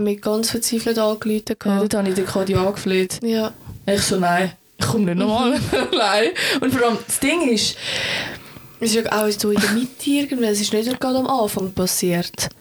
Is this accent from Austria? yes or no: no; Switzerland; ich das als Schweizerin